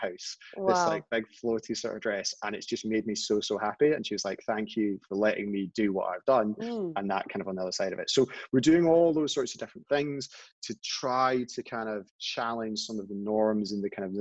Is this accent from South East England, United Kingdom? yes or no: no; Scotland, United Kingdom; we're Scottish